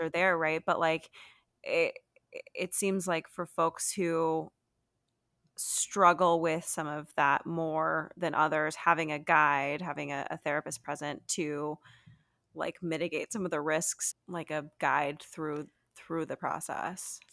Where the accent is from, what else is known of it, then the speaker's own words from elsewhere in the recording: United States; I'm from America